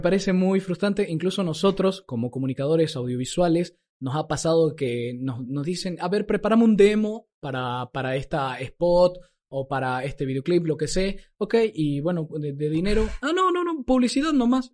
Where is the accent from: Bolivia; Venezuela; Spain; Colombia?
Bolivia; Santa Cruz; nosotros los cruceños, los bolivianos